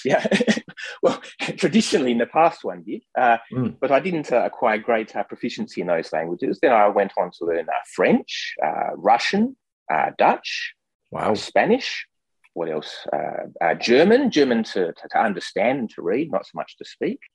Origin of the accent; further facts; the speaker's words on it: Perth, Western Australia, Australia; I was uh, born and grew up in Perth, Western Australia.